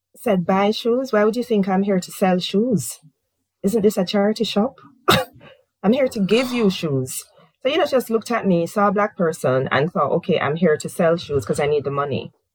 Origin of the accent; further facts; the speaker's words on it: Jamaica; moved away as an adult; now in United Kingdom; I said, Jamaica.